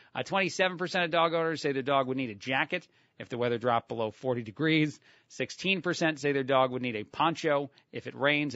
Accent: New Jersey, United States; I'm from New Jersey.

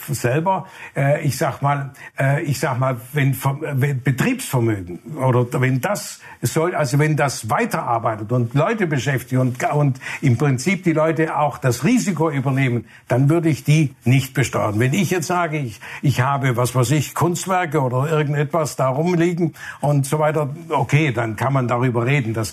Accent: Burladingen, Baden-Württemberg, Germany; die Stiftung ist für Bollardingen, Umgebung, für meine Heimat, da wo Trigema zu Hause ist.

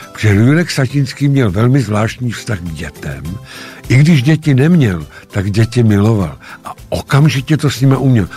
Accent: Šumava, Czechia; dětství, raný dětství prožil na Šumavě

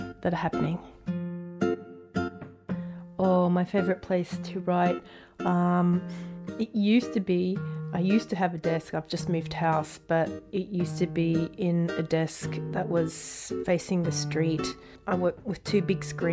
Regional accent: Brisbane, Queensland, Australia; growing up in Brisbane

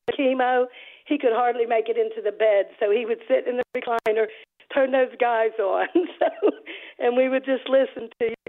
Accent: Pittsburgh, Pennsylvania, United States; moved away as an adult; now in Upper East Tennessee, United States; I am from Pittsburgh. I grew up in the Pittsburgh area

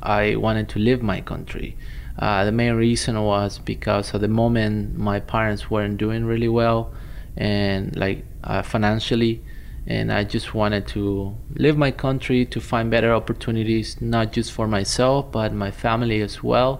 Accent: Santa Cruz de la Sierra, Santa Cruz, Bolivia; English is a second language; moved away as an adult; also born or lived in Nebraska, United States / Colorado, United States; now in United States; I grew up in Bolivia. I was born in Santa Cruz

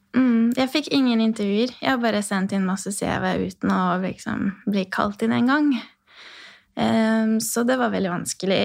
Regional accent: Odorheiu Secuiesc, Harghita County, Romania; Norwegian is a second language; moved away as an adult; now in Rena, Norway; Jeg er født i Sekaudvarhei, som er ca. midt i Romania, eh, og en ungarsk bu eh, på grunn av historie

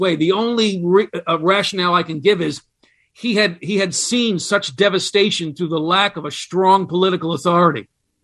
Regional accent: United States; as an American

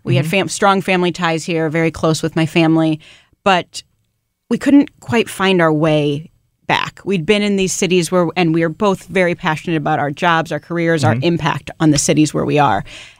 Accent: St. Louis, Missouri, United States; moved away as an adult; also born or lived in Chicago; now in St. Louis, United States; I grew up in the St. Louis area and went to WashU for undergrad and then left and went to Chicago.

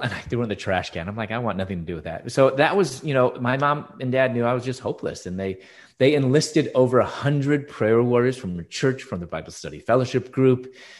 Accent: Chicago, Illinois, United States; moved away as an adult; also born or lived in Louisville, Kentucky; I was born and raised in Chicago

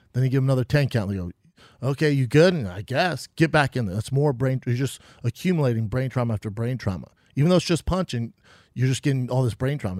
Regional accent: Aurora, Colorado, United States; moved away as an adult; also born or lived in Denver; now in Los Angeles, United States; I'm from Aurora. It's a di, a little different part, you know, but it's, it's nice. It's a tougher area now

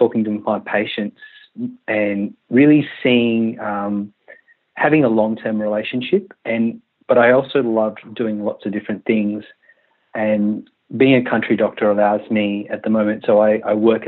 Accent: Western Australia, Australia; also born or lived in Malaysia / Sydney / Tamworth; we moved to Western Australia from Malaysia when I was 10. And I'm 37 now, so we've been in Australia

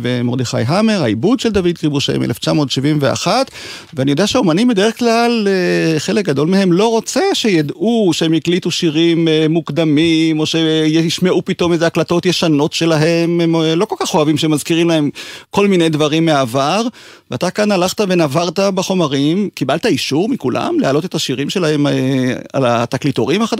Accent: Israel; שגדל בקיבוץ

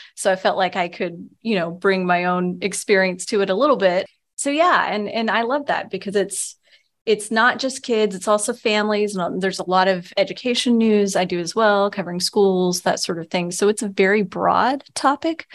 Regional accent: Texas, United States; also born or lived in Louisiana / Pennsylvania / New York / Virginia; now in Vermont, United States; I grew up in Texas, so I'm a long way from, from my original home

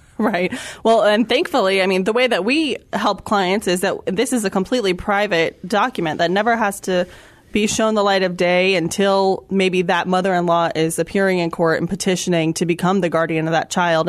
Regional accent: Florida, United States; moved away as an adult; now in San Antonio, United States; I'm an attorney licensed here in Texas, but actually, I was born and raised in Florida

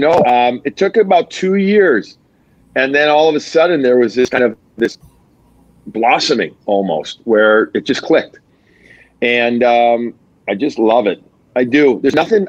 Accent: Chicago, Illinois, United States; also born or lived in Long Island; now in Boston, United States; I'm Chicagoan. I love my deep dish.

